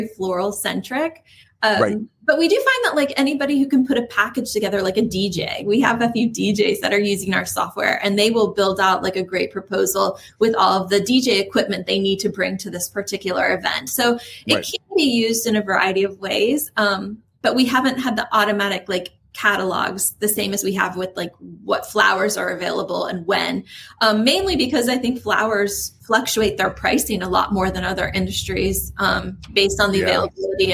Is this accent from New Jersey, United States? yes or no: no; Apopka, Florida, United States; since I grew up in Apopka.